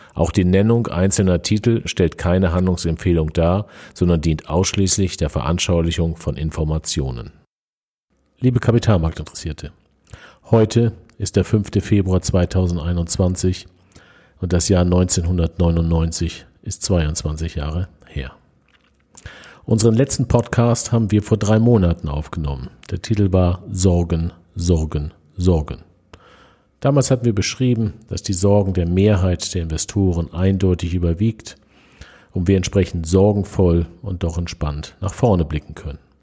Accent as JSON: {"language": "German", "country": "Germany", "said": "bei uns in Deutschland"}